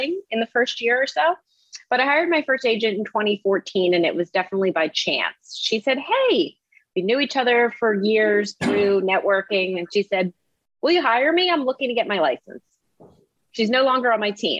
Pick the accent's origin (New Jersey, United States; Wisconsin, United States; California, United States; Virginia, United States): New Jersey, United States; suburb of Philadelphia in; also born or lived in New York; I grew up just outside of Philadelphia in a suburb in New Jersey